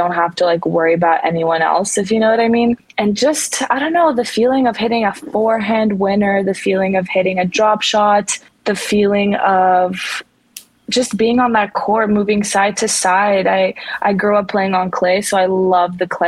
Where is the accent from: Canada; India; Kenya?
Canada; also born or lived in Romania; I grew up there actually for 3 years of my life from the age of 6 to 9